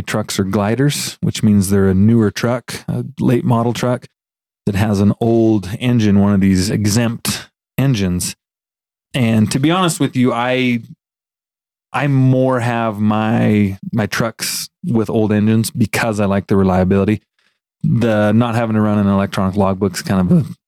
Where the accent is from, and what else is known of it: Fairfield, Montana, United States; born or raised there; moved away; also born or lived in Lewistown, Montana